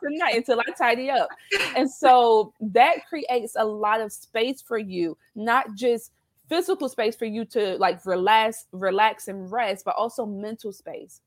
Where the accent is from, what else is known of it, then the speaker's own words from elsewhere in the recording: South Carolina, United States; accent: southern twang; now in Baltimore, United States; I live in Baltimore, Maryland, although I'm originally from South Carolina. So I was born and raised in the South. So you'll hear that twang come out.